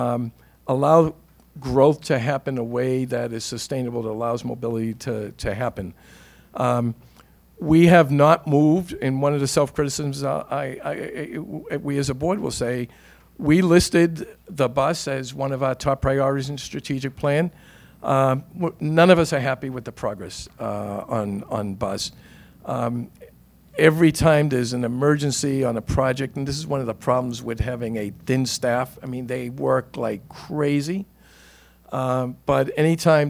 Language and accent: English; Boston, Massachusetts, United States; a poor kid growing up in East Boston